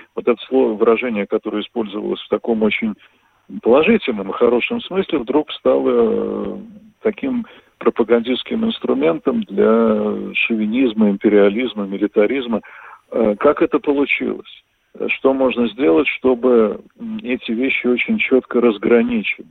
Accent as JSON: {"language": "Russian", "region": "Moscow", "country": "Russia", "moved": "as an adult", "lives_now": "Vilnius, Lithuania", "said": "москвичи бывшими не бывают"}